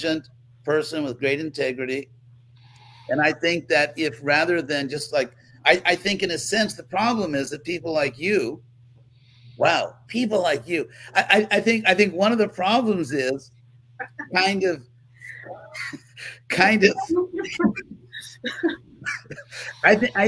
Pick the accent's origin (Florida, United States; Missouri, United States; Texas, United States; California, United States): California, United States; I was raised in California